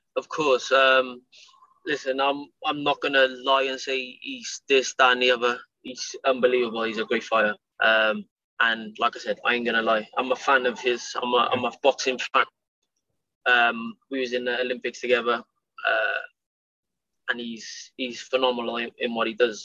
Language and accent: English; Cardiff, Wales, United Kingdom; It's in Cardiff, um, my hometown